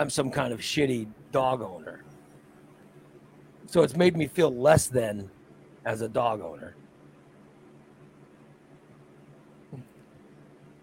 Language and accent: English; Gillespie, United States; I grew up in Gillespie